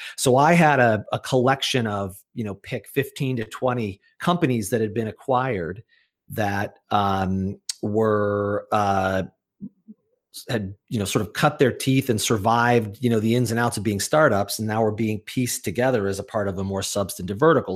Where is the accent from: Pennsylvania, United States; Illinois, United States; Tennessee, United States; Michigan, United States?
Illinois, United States; Chicago; moved away as an adult; now in Massachusetts, United States; I was born in Chicago, Illinois